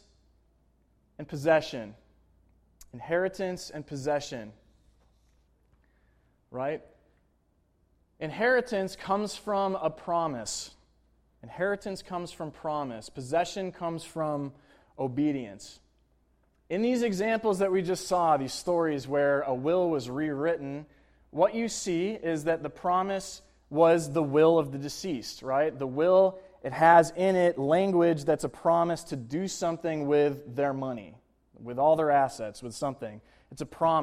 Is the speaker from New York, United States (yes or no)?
yes; Buffalo, New York, United States; moved away as an adult; also born or lived in Manhattan; now in New York City, United States; I went back to my hometown in Buffalo, New York